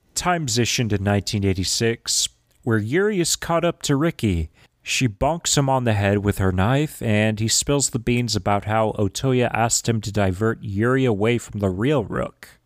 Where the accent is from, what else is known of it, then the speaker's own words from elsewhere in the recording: Texas, United States; accent: southern drawl; I'm Texan, I have a southern drawl